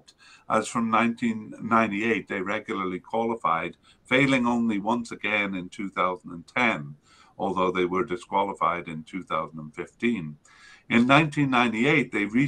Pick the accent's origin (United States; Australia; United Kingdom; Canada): Canada; as a Canadian